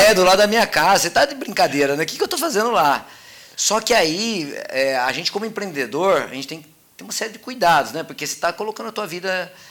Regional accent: Mogi Guaçu, São Paulo, Brazil; Olha, eu sou de Mogi Guaçu

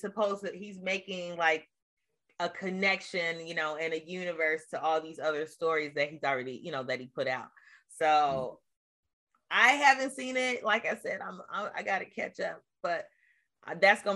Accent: Milwaukee, Wisconsin, United States; moved away; I grew up in Milwaukee

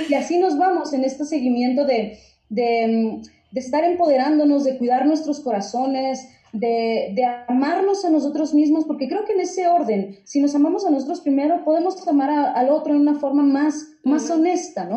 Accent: Nogales, Sonora, Mexico; crecí en una zona en Nogales, que es zona fronteriza con Estados Unidos, ya, ahí en Sonora

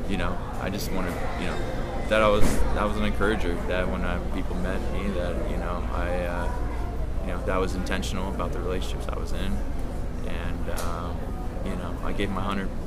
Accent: Seattle, Washington, United States; You know, like I grew up in Seattle. All my friends, all my family were up there.

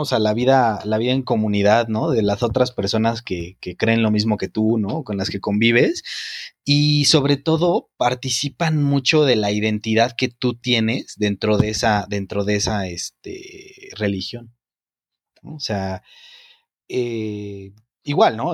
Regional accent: Mexico

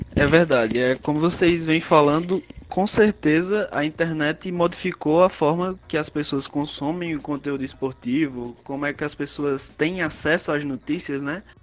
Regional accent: Ceará, Brazil; sou cearense, sou aqui do Ceará

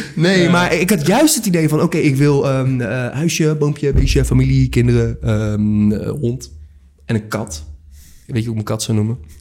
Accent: Rotterdam, South Holland, Netherlands; 27 jaar uit Rotterdam, geboren en getogen.

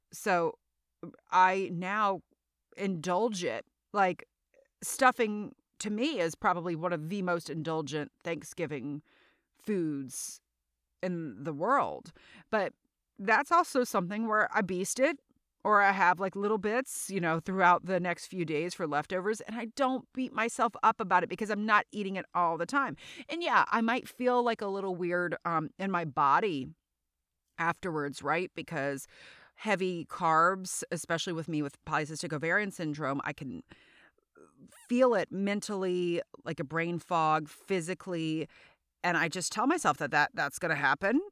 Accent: South Louisiana, United States; also born or lived in New York City vicinity; now in New York City, United States; I am from South Louisiana, and I live in the New York City vicinity

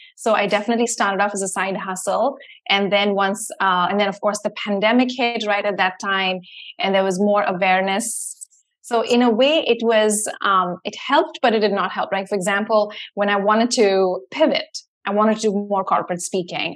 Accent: Mumbai, Maharashtra, India; moved away as an adult; now in United States; when I was like a teenager growing up in India

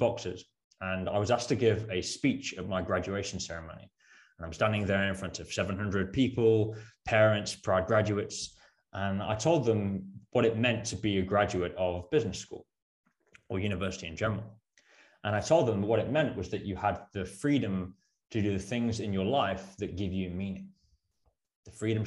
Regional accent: Worcestershire, West Midlands, United Kingdom; accent: British; moved away as an adult; also born or lived in Birmingham / Netherlands; I'm originally from the UK, hence my British accent, born in Birmingham, grew up in Worcestershire.

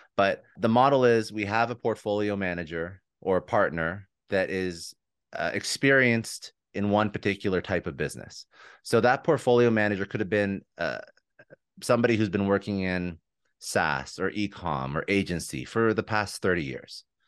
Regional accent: Toronto, Ontario, Canada; moved away as an adult; now in Fort Lauderdale, United States; But I'm originally from Toronto. We just moved down here about a year and a half ago

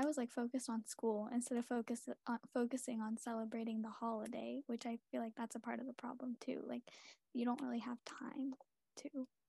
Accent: United States; accent: English American; first language Tamil; English is a second language; English was not my first language, but now I can't speak Tamil that well anymore. But when I do, all my relatives, they like to make fun of me because they're like, oh my gosh, you have such an English American accent when you're talking.

